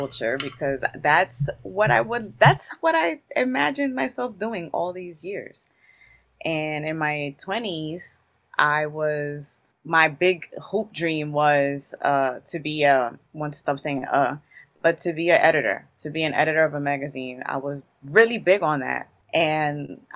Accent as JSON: {"language": "English", "town": "Newark", "region": "New Jersey", "country": "United States", "tie": "born or raised there", "said": "I was born and raised in Newark, New Jersey"}